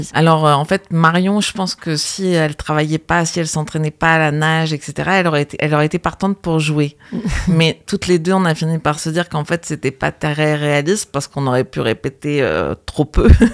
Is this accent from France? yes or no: yes; Normandy, France; j'ai vécu mon enfance en Normandie